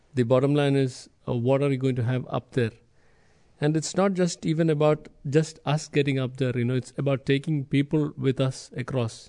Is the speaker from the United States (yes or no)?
no; India; moved away; I'm from India, the other end of the world, literally